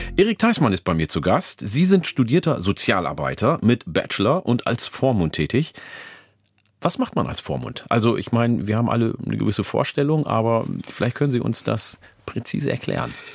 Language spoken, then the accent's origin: German; Ganderkesee, Lower Saxony, Germany; also born or lived in Oldenburg; weil ich in der Mitte aufgewachsen bin, in äh, Falkenburg, in der Gemeinde Gandakesee